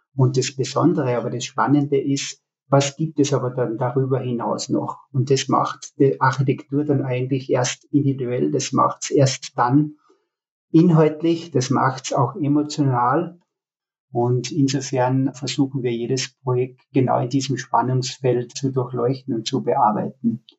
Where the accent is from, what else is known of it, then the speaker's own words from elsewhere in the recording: Altenmarkt im Pongau, Salzburg, Austria; moved away as an adult; also born or lived in Graz / Berlin; zurück in meine Heimat, in die vertraute